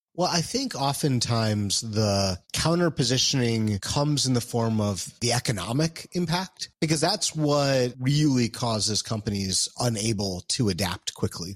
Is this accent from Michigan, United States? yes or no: yes; Detroit, Michigan, United States; moved away; I'm from Detroit originally